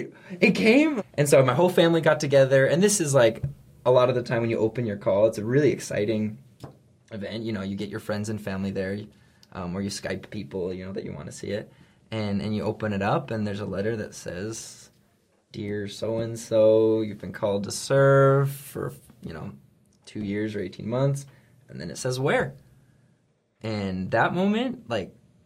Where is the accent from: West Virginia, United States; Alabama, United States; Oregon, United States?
Oregon, United States; I'm from Oregon